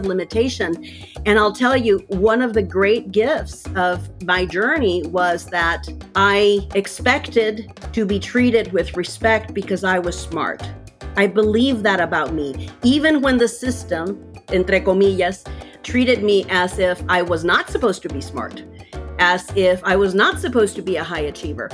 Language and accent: English; Mexico; moved away; I grew up in Mexico